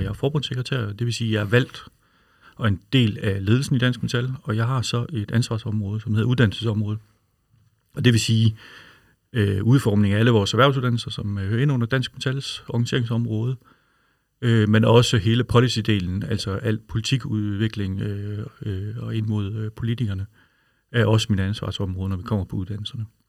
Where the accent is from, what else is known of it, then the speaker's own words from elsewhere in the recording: Aarhus, Central Denmark Region, Denmark; jeg er jo fra Aarhus